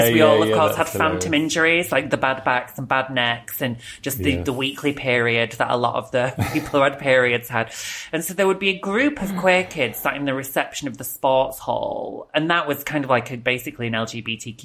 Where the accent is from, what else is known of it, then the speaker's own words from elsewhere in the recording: the north of England, United Kingdom; moved away as an adult; also born or lived in Wales; now in Brighton, United Kingdom; I grew up in the north